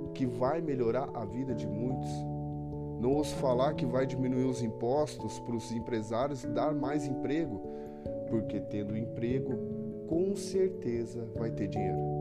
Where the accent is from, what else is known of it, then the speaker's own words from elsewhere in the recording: Apucarana, Paraná, Brazil; now in Arapongas, Brazil; sou nascido em Apucarana, Paraná. Hoje eu resido em Arapongas.